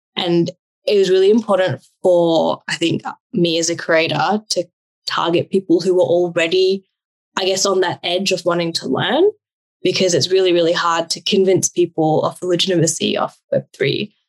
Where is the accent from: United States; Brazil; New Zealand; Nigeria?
New Zealand; also born or lived in Australia; now in Sydney, Australia; I've been born and brought up in New Zealand